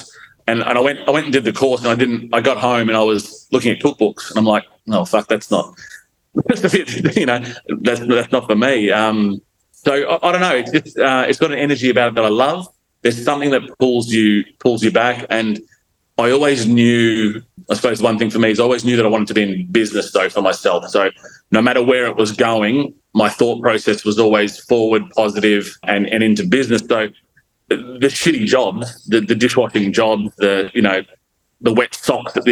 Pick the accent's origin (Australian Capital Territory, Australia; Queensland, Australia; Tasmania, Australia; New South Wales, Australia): Queensland, Australia; Gold Coast; also born or lived in Melbourne, Victoria / Brisbane; now in Miami, Gold Coast, Australia; I grew up sort of on the Gold Coast, and I went to school in Burleigh Heads